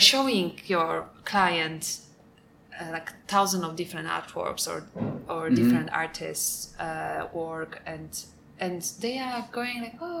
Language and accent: English; Poland; first language Polish; English is a second language; moved away as an adult; Polish is a really hard language. And to be honest, even it's my first language, I would make some mistakes.